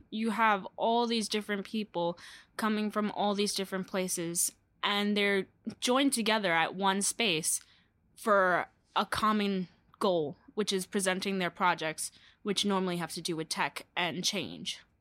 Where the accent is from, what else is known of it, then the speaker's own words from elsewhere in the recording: New York City, New York, United States; I hail from Brooklyn, New York